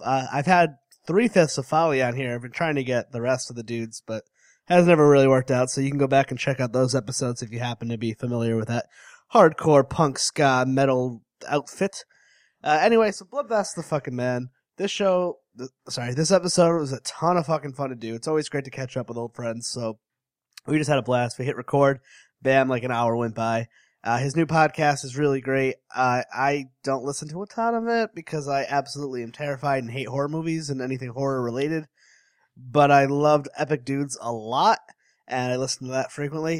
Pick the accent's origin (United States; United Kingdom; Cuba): United States; Connecticut; I'm from Connecticut